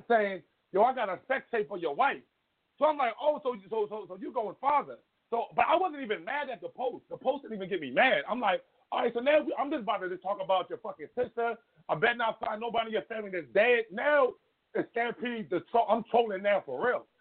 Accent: Philadelphia, Pennsylvania, United States; I'm from North Philly

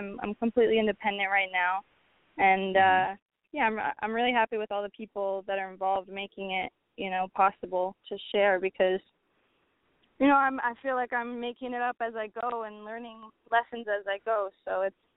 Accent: New Orleans, Louisiana, United States; moved away as an adult; now in New York City, United States; I'm from New Orleans. So from a young age, I've been going to jazz festivals and learning instruments and making lots of art

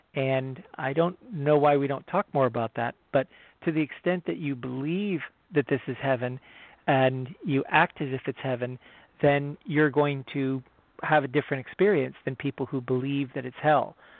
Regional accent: United States; I'm an American

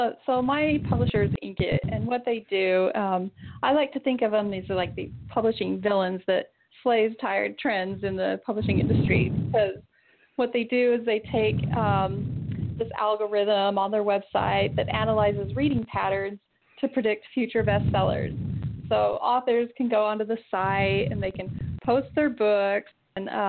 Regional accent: Southern Utah, United States; I'm from Southern Utah

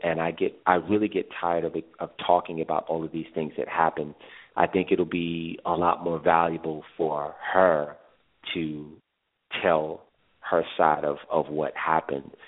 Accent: New York City, New York, United States; I am actually from Brooklyn

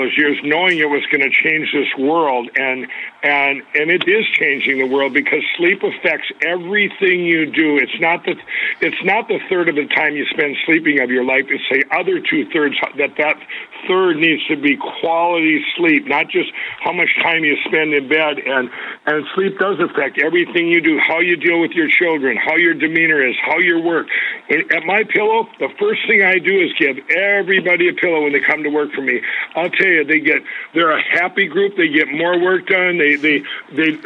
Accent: Minnesota, United States; here in my home state of Minnesota

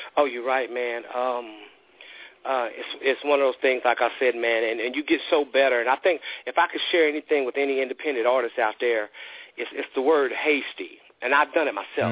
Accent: the South, United States; I'm from the South

